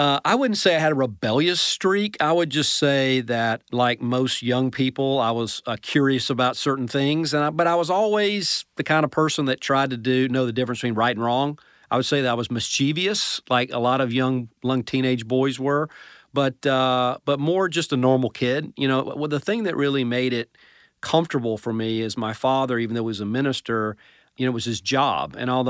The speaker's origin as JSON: {"language": "English", "town": "Atlanta", "region": "Georgia", "country": "United States", "said": "So I'm actually from the Atlanta metro area, I would say."}